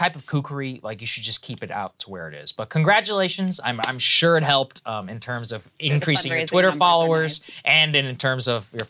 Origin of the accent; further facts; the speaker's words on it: Texas, United States; I'm from Texas